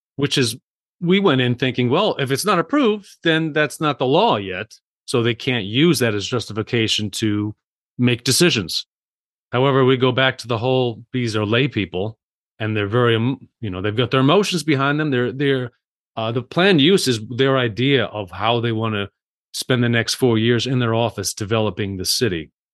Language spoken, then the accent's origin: English; Salida, Colorado, United States; in my hometown of Salida, Colorado